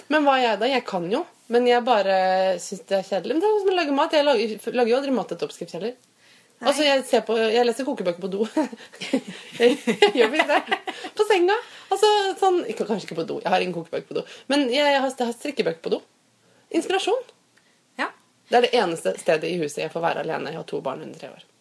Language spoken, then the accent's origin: Norwegian; Fredrikstad, Østfold, Norway; now in Oslo, Norway; Jeg kommer nemlig fra Fredrikstad, og der sier vi ikke sau, men sau